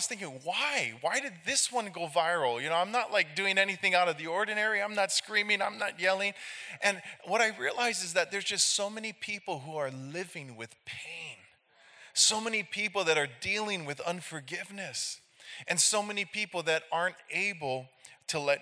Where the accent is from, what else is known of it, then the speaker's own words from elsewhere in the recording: Hilo, Hawaii, United States; I'm from Hilo, Hawaii. We're on the Big Island, the island with the volcanoes.